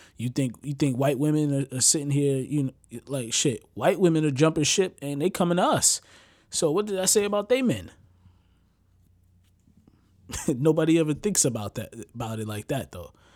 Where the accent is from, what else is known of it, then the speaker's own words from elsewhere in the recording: United States; I'm from America